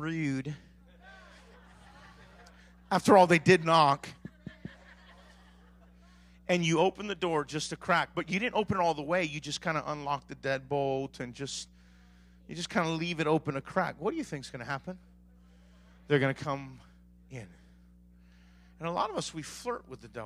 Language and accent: English; Maui, Hawaii, United States; I grew up in Maui my whole life